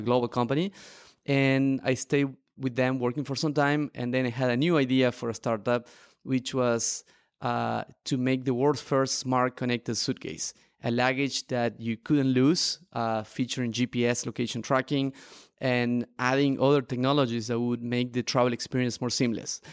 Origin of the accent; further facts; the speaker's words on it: Argentina; moved away as an adult; also born or lived in Barcelona; I am a traveler and an entrepreneur, originally from Argentina